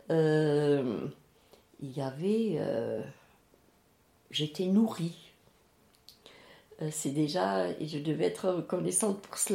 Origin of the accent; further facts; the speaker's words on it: Strasbourg, Grand Est, France; je suis née en 36 et en 40, euh, nous habitions, mes parents et euh, mes, ma grande sœur, mon grand frère et ma petite sœur, à Cronenbourg